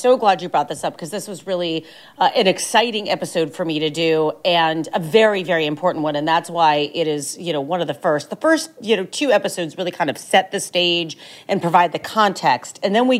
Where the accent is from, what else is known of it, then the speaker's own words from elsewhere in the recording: Northeastern Ohio, United States; I'm from Ohio, I'm from the Midwest.